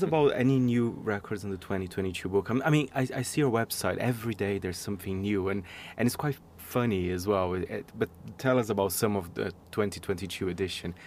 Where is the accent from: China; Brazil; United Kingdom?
Brazil; moved away; I'm from Brazil